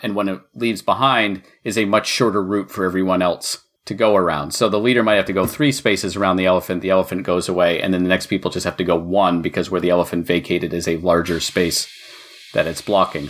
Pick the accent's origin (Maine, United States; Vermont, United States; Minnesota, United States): Maine, United States; I was born in Maine